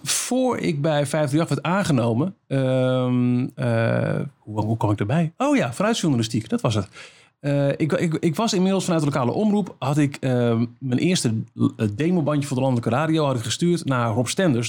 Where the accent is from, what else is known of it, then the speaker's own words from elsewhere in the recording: Almelo, Overijssel, Netherlands; een lokale omroep was in Almelo, waar ik vandaan kwam.